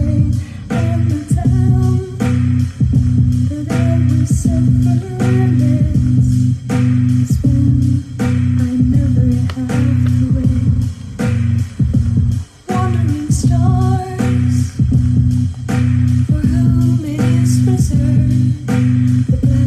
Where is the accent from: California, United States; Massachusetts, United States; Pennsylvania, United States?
California, United States; Orange County, Southern; growing up in Orange County